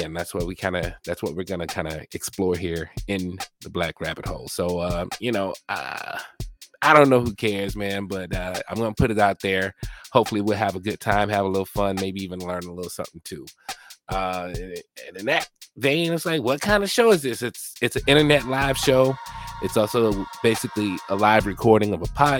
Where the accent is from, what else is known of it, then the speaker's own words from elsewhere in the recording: Mobile, Alabama, United States; also born or lived in Biloxi, Mississippi; I was born on Keesler Air Force Base in Biloxi, Mississippi, raised by my parents who are from rural Alabama. I was raised in Mobile, Alabama